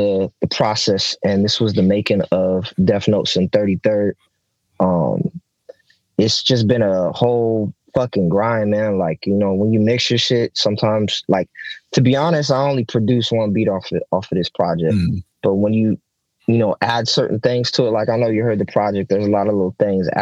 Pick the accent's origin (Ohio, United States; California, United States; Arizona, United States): California, United States; Oxnard; I'm from Oxnard, so it's 93033rd over here